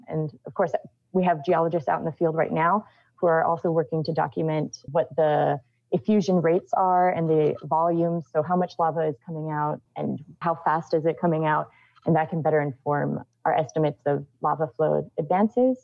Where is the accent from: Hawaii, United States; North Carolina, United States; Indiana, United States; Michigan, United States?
Hawaii, United States; Big Island; I grew up on the Big Island